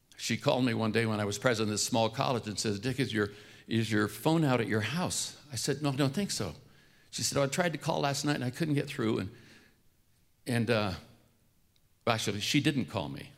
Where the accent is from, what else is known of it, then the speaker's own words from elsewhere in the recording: Oakland, California, United States; I grew up in East Oakland, California